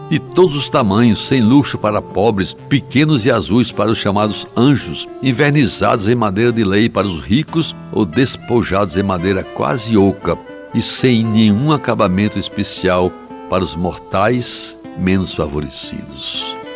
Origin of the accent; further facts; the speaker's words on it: Brazil; minha infância em Jaguaribe